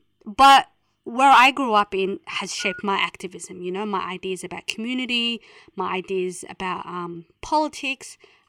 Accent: Melbourne, Victoria, Australia; I grew up in Carlton, the Housing Commission flats in Carlton

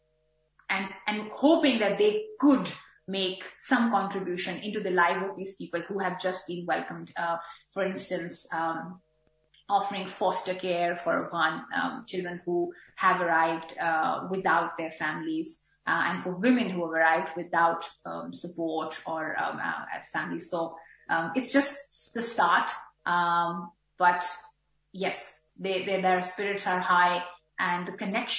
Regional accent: Pakistan; now in Australia; I, as a Pakistani Pashtun woman living in Australia

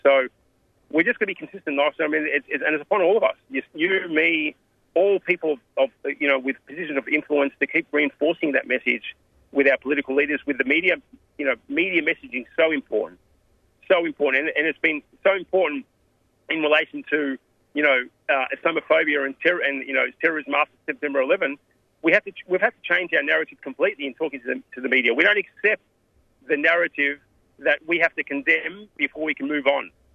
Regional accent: Australia; I was raised here in Australia

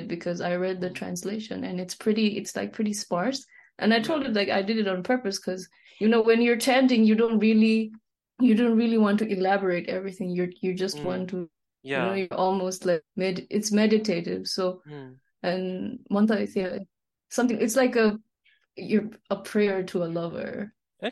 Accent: Nepal; now in New York, United States; when I was a kid, like growing up in Nepal

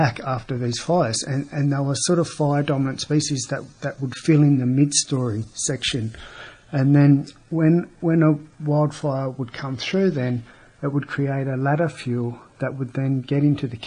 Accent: Bega, New South Wales, Australia; I grew up here in Bega

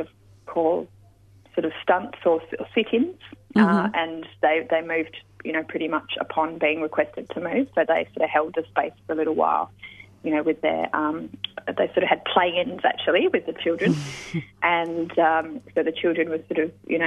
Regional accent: Western Australia, Australia; growing up in Western Australia, I was really lucky to have mentors and elders in the peace movement and environmental movement there

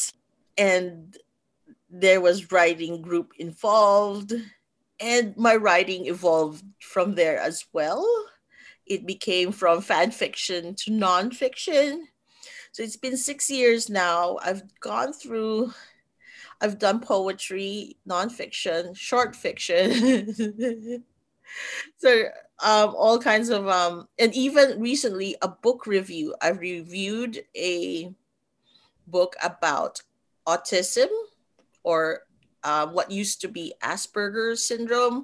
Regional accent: Manila, Metro Manila, Philippines; moved away; I was born in the middle of that densely populated city, probably three generations of, they call it Manileños, really born and raised in the heart of the city

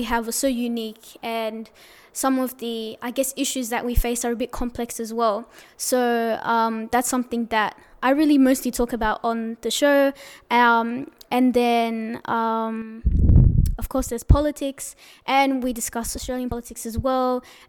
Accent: Eritrea; oh, where are you from? Eritrea, where's that? Is that in the Mediterranean? Like, where is that? Oh, it's in East Africa. And then you have to, like, further explain and be like, oh, it's that country next to Ethiopia.

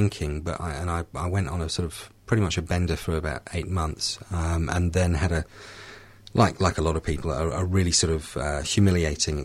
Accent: United Kingdom; I came into the rooms in the UK, in my hometown

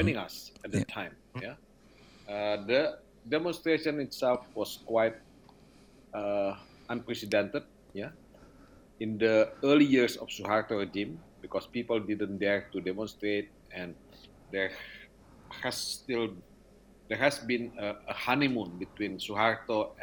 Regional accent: North Sumatra, Indonesia; now in Jakarta, Indonesia; I was born in North Sumatra

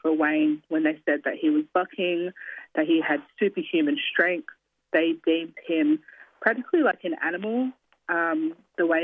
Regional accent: Kaurna land, South Australia, Australia; moved away as an adult; also born or lived in New South Wales; now in Sydney, Australia; We grew up on Kaurna land

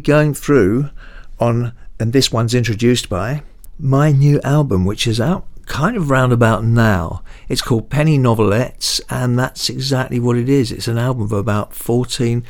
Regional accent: Essex, East of England, United Kingdom; I'm from Essex.

